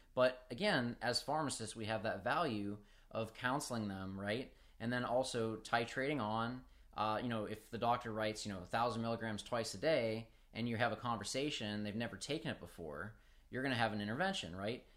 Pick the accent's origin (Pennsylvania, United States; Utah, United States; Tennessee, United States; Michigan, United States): Pennsylvania, United States; Pittsburgh; I'm, I'm from Pittsburgh up north